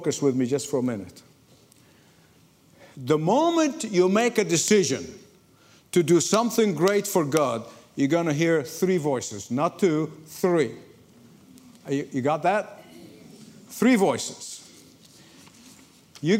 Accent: Egypt; moved away; I grew up in Egypt

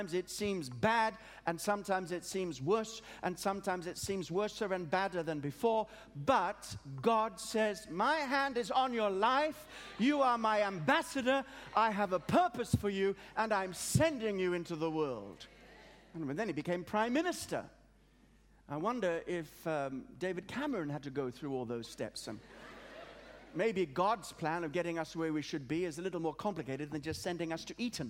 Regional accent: Australia; also born or lived in Africa; now in England; I was born in Africa, brought up in Australia, have a passion for England

